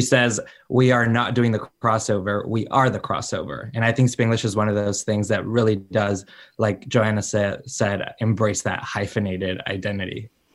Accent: Chicago, Illinois, United States; I grew up in Chicago, very much American, but very much Mexican as well

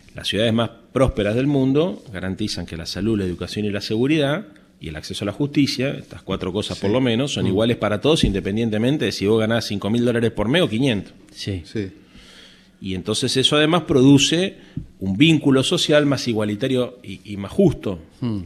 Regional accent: Buenos Aires, Argentina; nosotros somos la capital de la República

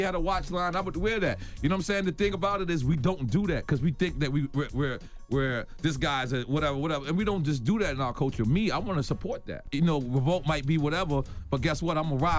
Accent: Queens, New York, United States; I will pound Nas out. I'm from Queens.

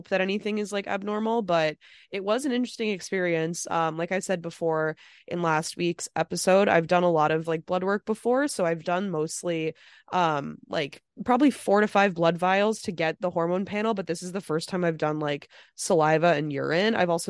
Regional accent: Midwest, United States; we're from the Midwest

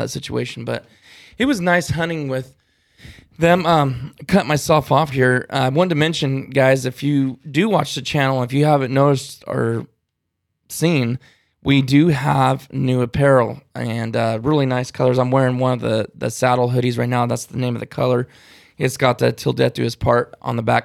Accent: California, United States; I'm from California

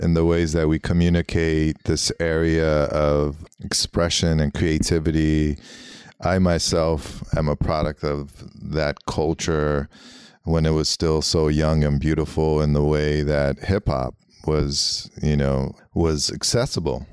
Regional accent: Los Angeles, California, United States; first language Armenian; English is a second language; growing up in L A, you know, in Hollywood

